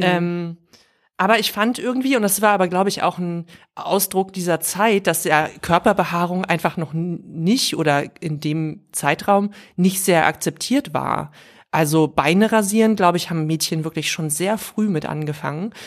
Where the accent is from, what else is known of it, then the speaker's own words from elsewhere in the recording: the West, West Germany, Germany; Ich bin größtenteils im Westen aufgewachsen